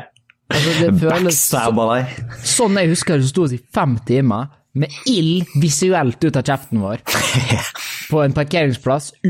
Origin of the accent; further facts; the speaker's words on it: Norway; Ærlig talt, som en nordmann som sitter og hører nyheter fra USA om liksom school shootings og, uh, og police brutality og styr altså